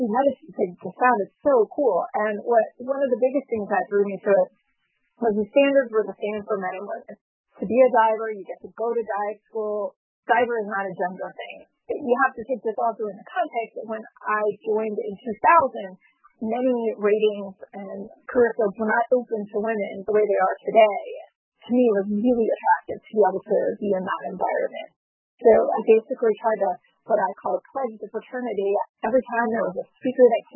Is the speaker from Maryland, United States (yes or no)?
yes; Maryland, United States; I am from the Maryland area. I grew up in Maryland